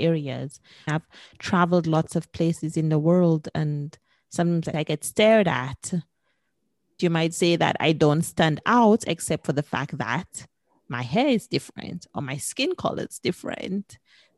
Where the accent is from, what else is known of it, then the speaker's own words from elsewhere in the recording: St. Lucia; now in Prague, Czech Republic; I'm originally from the Caribbean, from St. Lucia